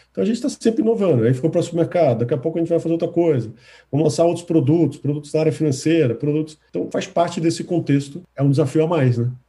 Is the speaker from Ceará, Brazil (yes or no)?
no; Recife, Pernambuco, Brazil; now in Fortaleza, Brazil; Eu sou recifense, nasci em Recife, morei pouco tempo, mas voltei depois de casado a trabalho.